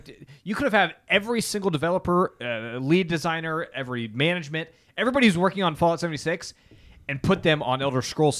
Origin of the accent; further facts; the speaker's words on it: United States; Because we're American.